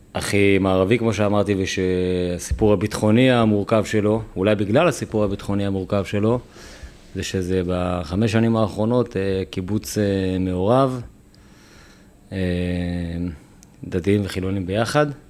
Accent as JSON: {"language": "Hebrew", "town": "Netzarim", "region": "Gaza Strip", "country": "Palestine", "tie": "born or raised there", "moved": "as an adult", "lives_now": "Kerem Shalom, Israel", "said": "אני גדלתי בנצרים בגוש קטיף"}